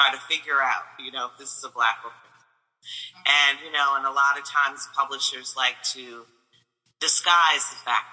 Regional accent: Flint, Michigan, United States; moved away as an adult; also born or lived in New York; I came from Michigan

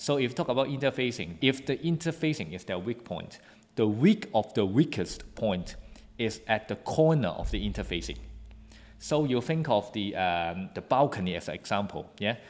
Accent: Hong Kong; I come from Hong Kong and then, uh, it's a very good international city

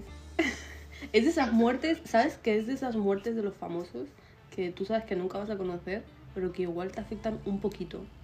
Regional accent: Madrid, Community of Madrid, Spain; accent: madrileño; moved away as an adult; yo hablo madrileño

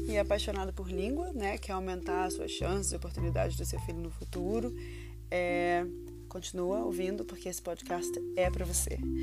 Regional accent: Rio de Janeiro, Brazil; now in London, United Kingdom; eu sou Carioca em London

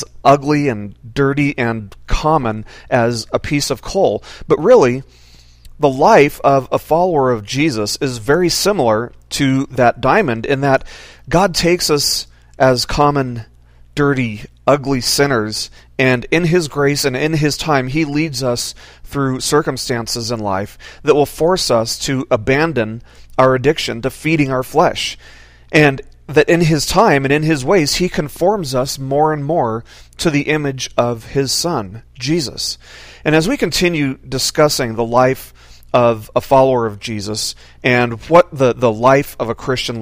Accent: Las Vegas, Nevada, United States; also born or lived in Washington State; now in Washington, United States; I grew up in Las Vegas

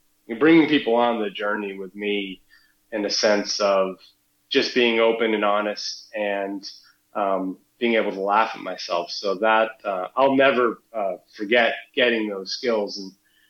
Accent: New Hampshire, United States; So I grew up in New Hampshire, so I was right next door

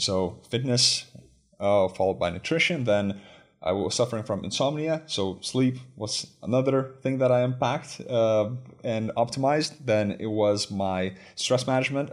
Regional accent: Lithuania; moved away as an adult; also born or lived in United States; I grew up in Lithuania.

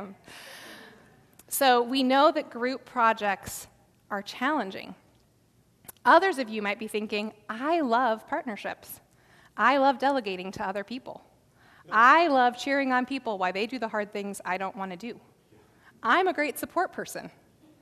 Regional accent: South Dakota, United States; I grew up in South Dakota

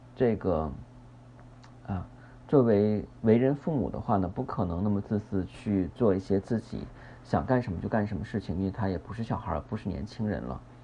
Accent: China; 我们中国人

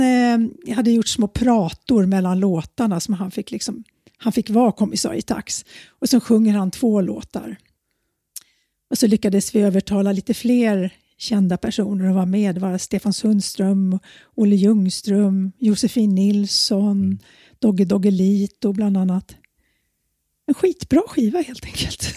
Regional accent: Handen, Stockholm County, Sweden; also born or lived in Södermalm, Stockholm; now in Stockholm, Sweden; Jag växte upp ute i Handen, Haninge kommun

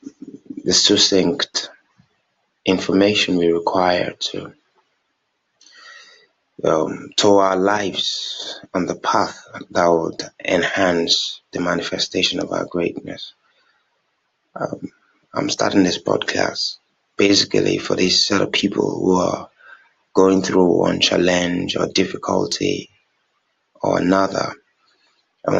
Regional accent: Nigeria; I'm from Nigeria

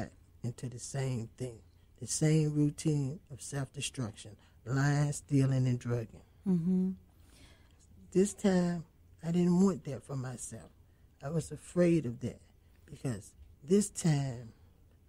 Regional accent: Alexandria, Virginia, United States; I'm from Alexandria.

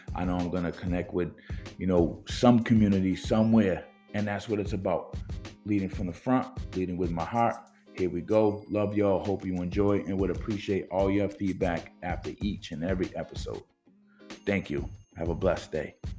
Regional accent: New Bedford, Massachusetts, United States; also born or lived in Boston, Massachusetts; I'm originally from New Bedford, Massachusetts

